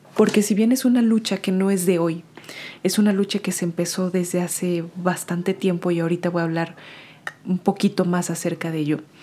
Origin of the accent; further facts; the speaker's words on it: Mexico; moved away; mi país de origen que es México